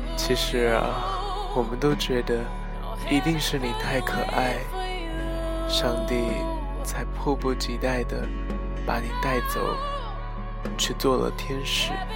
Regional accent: China; 作为一个中国人

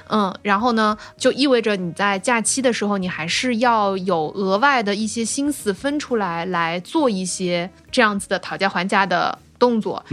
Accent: Zhoushan, Zhejiang, China; 作为一个出生在舟山的人

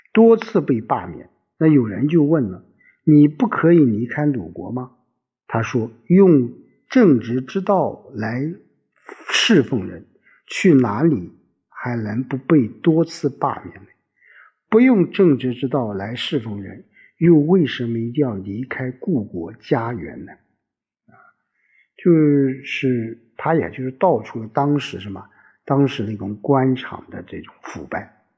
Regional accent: China; 我们中国人最讲究叫光宗耀祖

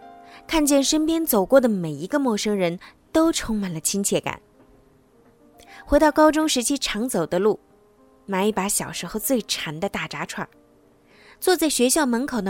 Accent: Tonghua, Jilin, China; moved away as an adult; also born or lived in Wuhan; 我是个东北人，我的家乡在吉林省通化市。长白山脚下，鸭绿江江畔的一座小山城。从上大学到现在，我已经离开家乡十四年了。

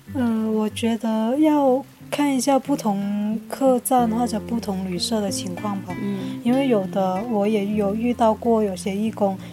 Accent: Jiangmen, Guangdong, China; 我家乡是在江门的

